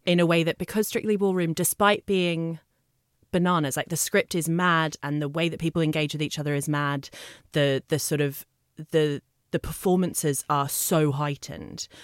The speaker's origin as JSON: {"language": "English", "country": "Australia", "tie": "born or raised there", "moved": "as an adult", "said": "I've been here fifteen years, but yes, I am from Australia."}